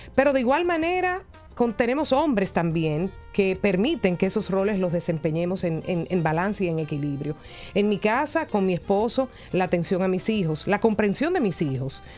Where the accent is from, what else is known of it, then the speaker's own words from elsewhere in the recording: Dominican Republic; de nuestros dominicanos y dominicanas, de nuestros capitaleños